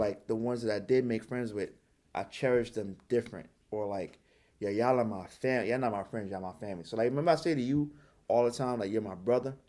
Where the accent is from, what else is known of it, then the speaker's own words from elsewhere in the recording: Trinidad & Tobago; moved away; also born or lived in New York; I grew up in Trinidad